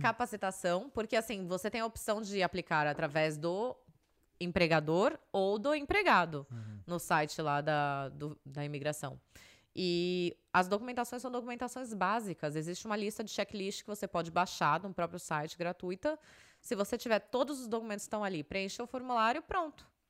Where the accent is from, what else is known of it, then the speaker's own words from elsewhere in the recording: Brazil; moved away; sou do Brasil.